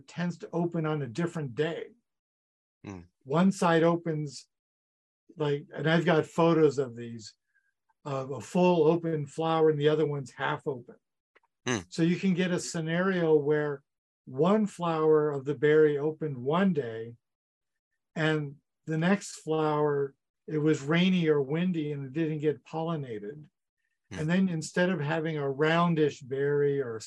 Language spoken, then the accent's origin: English; United States; now in Saskatchewan, Canada; I grew up in the States